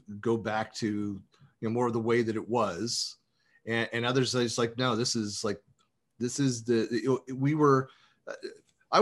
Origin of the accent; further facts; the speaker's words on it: San Francisco Bay Area, California, United States; moved away as an adult; I'm born and raised in the San Francisco Bay Area